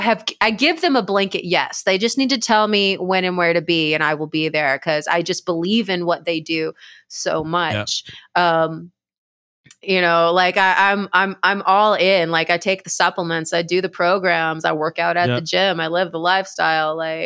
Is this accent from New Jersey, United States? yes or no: no; Dallas-Fort Worth, Texas, United States; now in Austin, United States; because I'm from the Dallas-Fort Worth area of Texas.